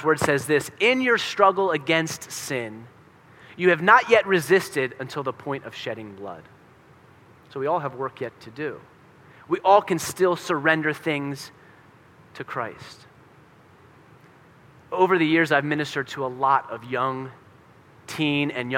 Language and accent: English; Pennsylvania, United States; I'm from Pennsylvania